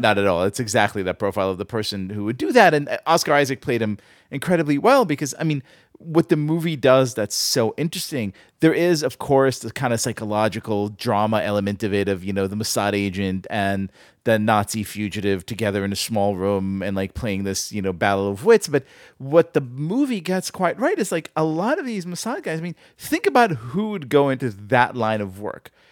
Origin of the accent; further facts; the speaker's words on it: Tel Aviv, Tel Aviv District, Israel; moved away; growing up in Tel Aviv